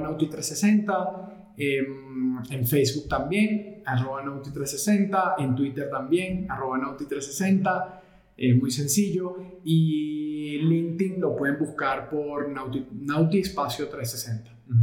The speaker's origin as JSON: {"language": "Spanish", "country": "Venezuela", "tie": "born or raised there", "also_born_or_lived": "Portugal / Madrid, Spain", "moved": "as an adult", "lives_now": "Colombia", "said": "nací en Portugal, pero me crié en Venezuela"}